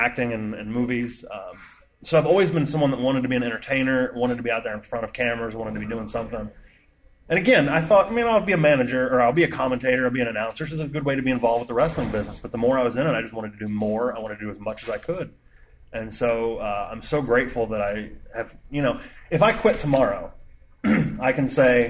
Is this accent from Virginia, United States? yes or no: no; Indiana, United States; moved away as an adult; now in Ohio, United States; I'm from Indiana. And I moved to Ohio in 99